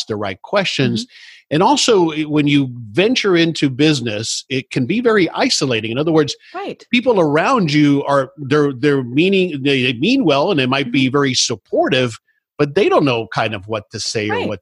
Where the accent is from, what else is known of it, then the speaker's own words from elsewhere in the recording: South Florida, United States; I grew up in South Florida